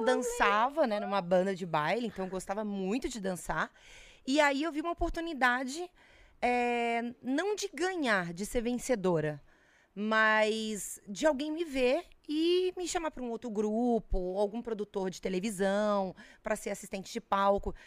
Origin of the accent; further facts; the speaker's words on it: Brasília, Federal District, Brazil; moved away; also born or lived in Volta Redonda, Rio de Janeiro; É uma infância que eu passei em Brasília, porque eu sou de Brasília